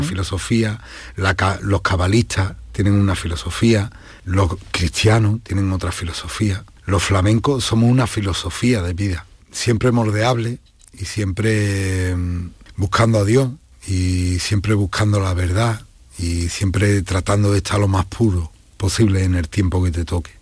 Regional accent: Lebrija, Andalusia, Spain; Sevilla es la tierra donde yo me crío, donde yo nazco, eh, Lebrija es parte de Sevilla, eh, Lebrija es mi tierra, es mi pueblo

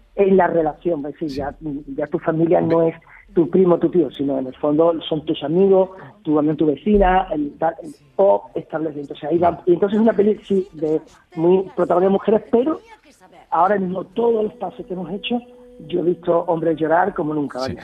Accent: Lebrija, Andalusia, Spain; en mi pueblo

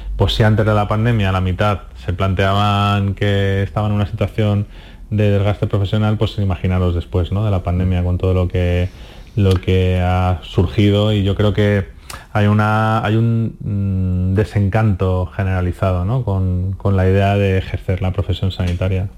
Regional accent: Madrid, Community of Madrid, Spain; moved away as an adult; also born or lived in Andalusia; now in Motril, Spain; soy de Madrid, nacido en Madrid

